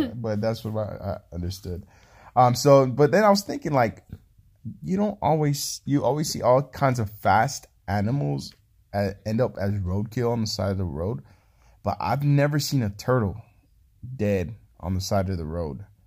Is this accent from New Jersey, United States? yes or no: no; California, United States; moved away; I'm from California.